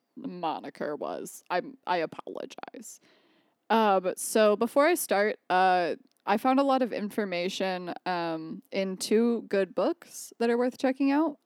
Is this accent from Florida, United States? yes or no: no; Jackson, Michigan, United States; Jackson, where my hometown is